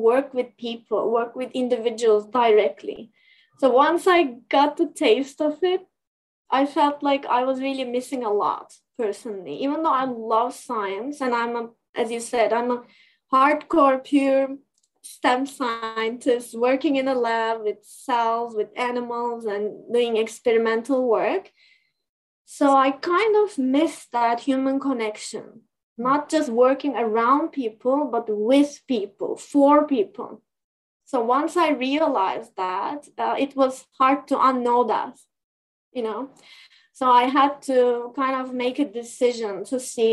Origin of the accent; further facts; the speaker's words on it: Turkey; moved away as an adult; also born or lived in New York, United States; now in Canada; either in Turkey, back in my home country, or in United States